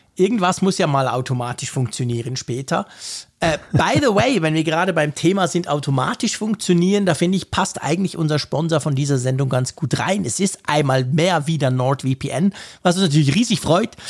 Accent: Switzerland; ich ja als Schweizer

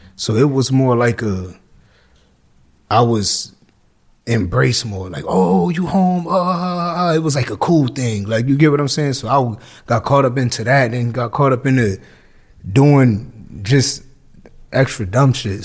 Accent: Hartford, Connecticut, United States; also born or lived in New Jersey; I was born in New Jersey, and I was raised in Hartford, Connecticut

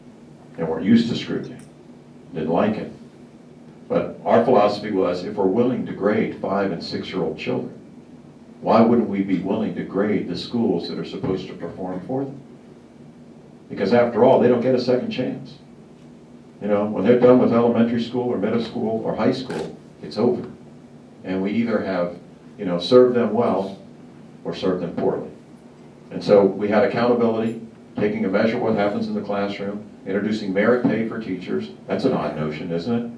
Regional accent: Sunshine State, Florida, United States; I'm from the Sunshine State.

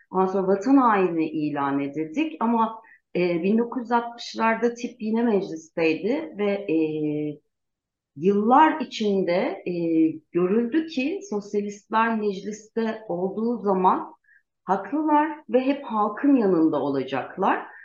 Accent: Gaziantep, Turkey; born there; moved away as an adult; now in Ankara, Turkey; Ee, ben e, 1978'de Gaziantep'te doğdum. E, ee, 18 yaşından beri Ankara'da yaşıyorum. 20 yıldır da avukatlık yapıyorum.

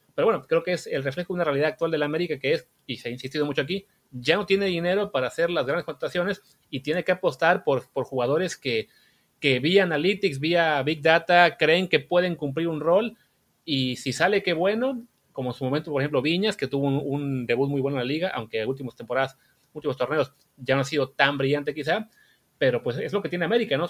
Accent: Veracruz, Mexico; moved away; yo soy de Veracruz, mi familia vive ahí

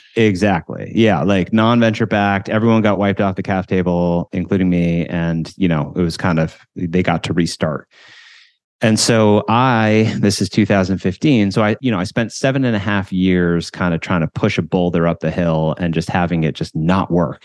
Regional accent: Williamsburg, Massachusetts, United States; also born or lived in Paraguay; we moved to this small town in, uh, western Massachusetts called Williamsburg, population of two thousand people. And, uh, so I grew up there

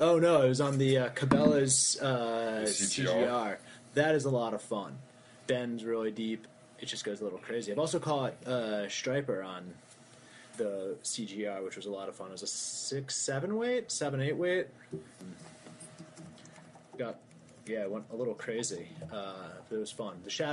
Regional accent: Baltimore, Maryland, United States; accent: Baltimore; I'm from Baltimore. Born and raised.

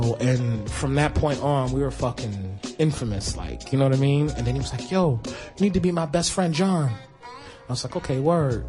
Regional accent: New York City, New York, United States; also born or lived in Bronx, New York / Queens, New York; I came in the neighborhood from the Bronx at around 11, 12 years old and shit. And I had kind of like a chip on my shoulder because, you know, coming from the Bronx to Queens

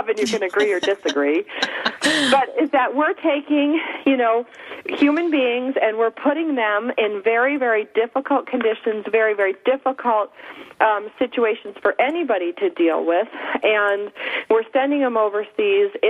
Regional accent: Upper East Coast, United States; I'm from the Upper East Coast, too

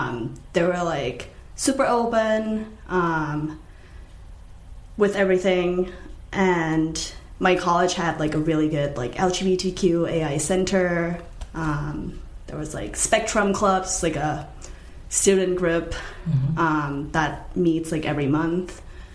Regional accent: Nantucket, Massachusetts, United States; because I grew up on Nantucket. And the only stores on Nantucket are, like, super preppy stuff, or just, like, t-shirts and sweatshirts or whatever that just says Nantucket.

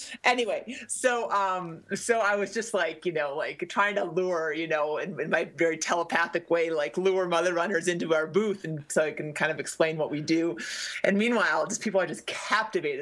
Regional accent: Midwest, United States; moved away; I grew up in the Midwest

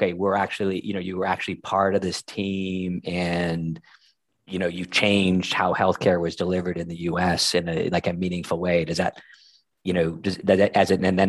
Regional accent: United States; moved away as an adult; now in Dublin, Ireland; I'm American Irish instead of Irish American. I emigrated to Ireland versus the other way.

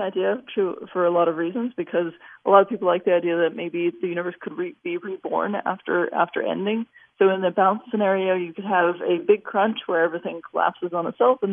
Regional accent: Los Angeles, California, United States; I grew up in Los Angeles

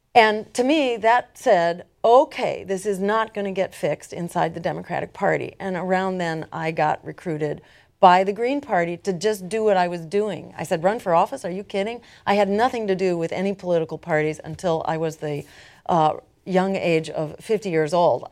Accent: Massachusetts, United States; my home state in Massachusetts

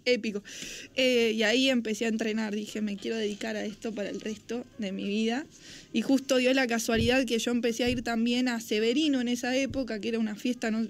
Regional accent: Carlos Casares, Buenos Aires Province, Argentina; moved away as an adult; also born or lived in Mar del Plata; now in Buenos Aires, Argentina; yo nací en Mar del Plata, todo esto surge en Carlos Casares, yo me mudo a Carlos Casares a los tres

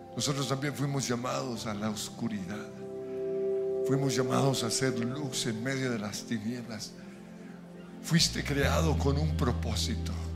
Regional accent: Colombia; nacimos en Colombia

